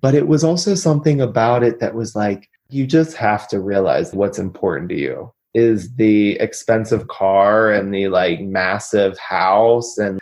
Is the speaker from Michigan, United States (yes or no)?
no; Pittsburgh, Pennsylvania, United States; I'm from Pittsburgh